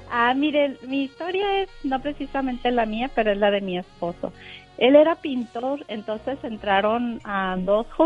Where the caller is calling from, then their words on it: Sacramento, California, United States; Somos vecinos aquí de Sacramento.